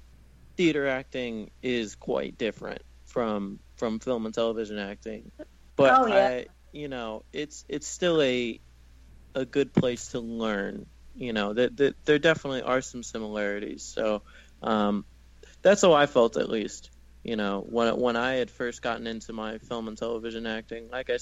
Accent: the South, United States; But I mean, I grew up in the South in this little beach town, like in the middle of nowhere a little bit

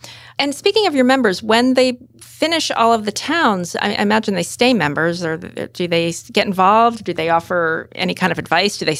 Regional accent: Vermont, United States; I grew up in Vermont

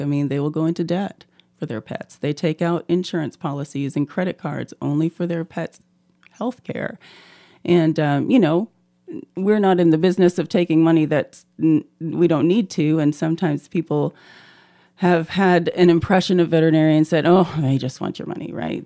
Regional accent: Canada; also born or lived in Auburn, Alabama, United States; now in Moscow, Idaho, United States; I'm originally from Canada, but went to school in Alabama

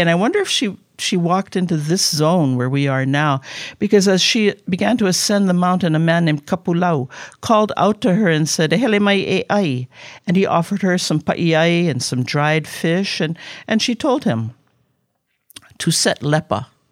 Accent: Honolulu, Hawaii, United States; also born or lived in Kona, Hawaii; I was born in Kona, but I was raised up on Oahu in Kaimuki on Eighth Avenue

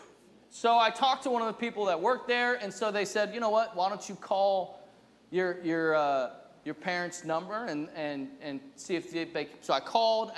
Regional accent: New Jersey, United States; now in New England, United States; I'm from New Jersey

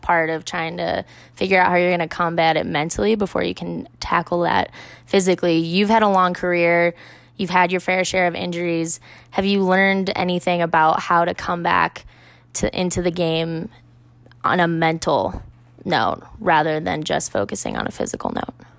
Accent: Midwest, United States; I'm from the Midwest, and there were a lot of racers out there that came from my hometown and my home area and skied at the same hills or landfills that I grew up ski racing on when I was a kid.

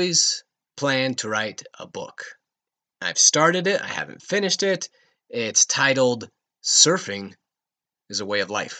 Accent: Rocky Mountains, United States; moved away as an adult; also born or lived in Redondo Beach, Los Angeles; I grew up in the Rocky Mountains. I spent most of my life in the mountains.

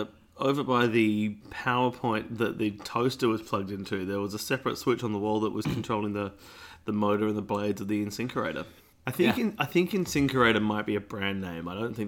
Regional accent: Pasadena, South Australia, Australia; the house I grew up in Pasadena, not Pasadena, California, Pasadena, South Australia

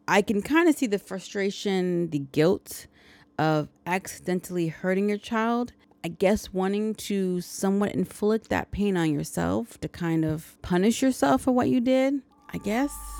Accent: United States; I'm such an American.

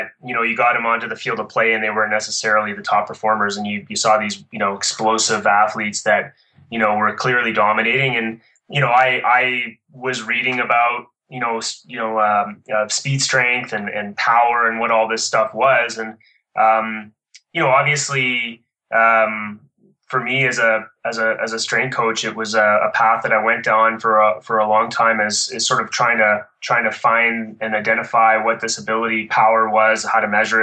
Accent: Ottawa, Ontario, Canada; moved away as an adult; now in Calgary, Canada; I grew up in Ottawa, which is the capital of Canada, In 92, I moved out here to train at a training center here in Calgary

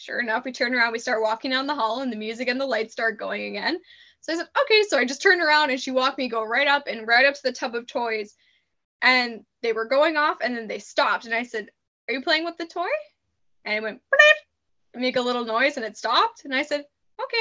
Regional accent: Saskatoon, Saskatchewan, Canada; moved away as an adult; now in British Columbia, Canada; I'm from Saskatoon

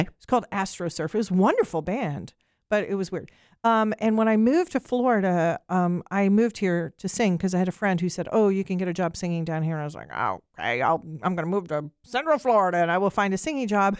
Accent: Ireland; I'm Irish, and I grew up on Irish music

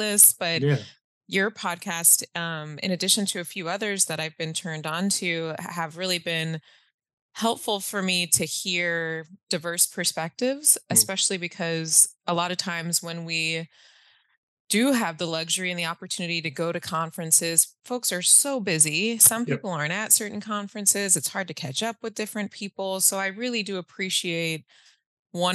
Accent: Allen, Texas, United States; I grew up in North Texas, in Allen, Texas, specifically

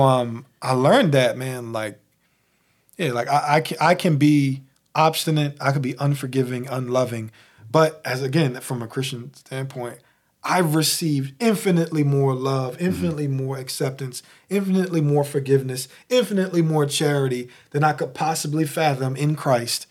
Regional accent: Philadelphia, Pennsylvania, United States; I'm from Philly

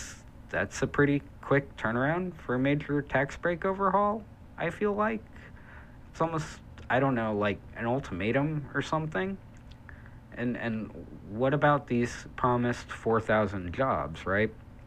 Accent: Kansas, United States; my home state of Kansas. Yep, Kansas.

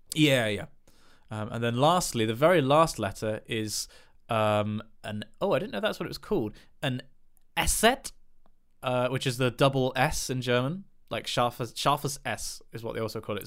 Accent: England, United Kingdom; I'm English

